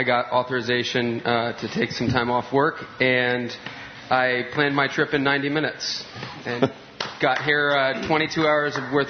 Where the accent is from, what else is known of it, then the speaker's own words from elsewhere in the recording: North Carolina, United States; I'm from North Carolina.